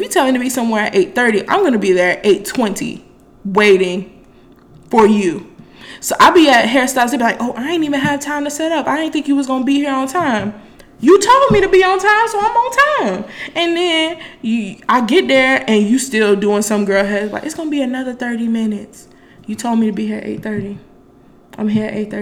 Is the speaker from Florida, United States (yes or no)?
yes; Miami, Florida, United States; I'm from Miami, Florida